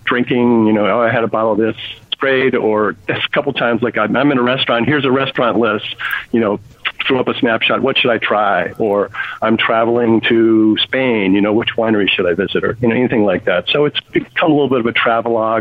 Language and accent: English; New England, United States; moved away as an adult; also born or lived in California; I grew up in New England, but I went to college in California